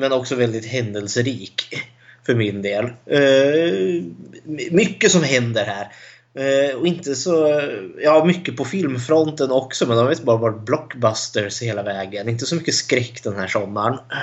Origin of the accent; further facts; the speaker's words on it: Eskilstuna, Södermanland, Sweden; Jag är också född och uppvuxen i Eskilstuna.